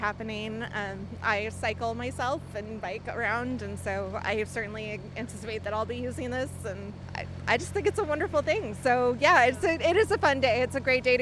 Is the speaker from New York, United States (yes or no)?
no; Portland, Oregon, United States; I grew up in Portland